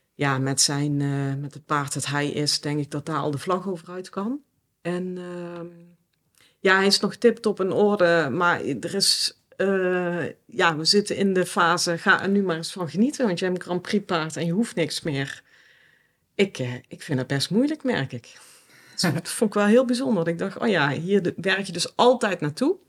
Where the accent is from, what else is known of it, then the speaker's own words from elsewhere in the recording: South Limburg, Netherlands; moved away; Zuid-Limburg. Mhm. En in een gezin, ja, standaard model, mag ik dat zeggen? Sorry papa, mam. Maar in ieder geval, eh, ja, met mijn ouders en mijn broer. Ja. In een klein dorpje